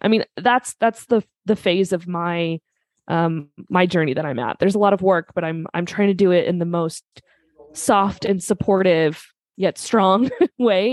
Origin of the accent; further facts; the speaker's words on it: Minnesota, United States; I'm from Minnesota, so my vowels sound ridiculous